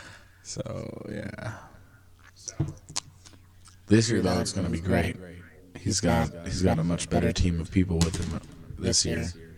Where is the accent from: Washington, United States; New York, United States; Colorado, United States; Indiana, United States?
Washington, United States; Spanaway; Spanaway! We're all from Spanaway?